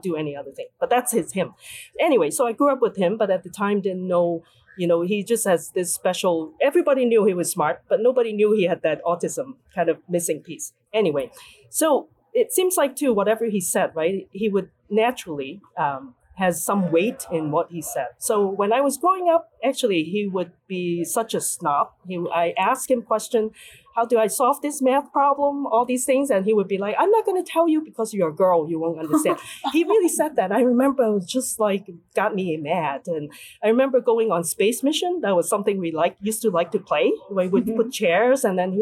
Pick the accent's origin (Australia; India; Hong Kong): Hong Kong; moved away as an adult; now in United States; growing up in Hong Kong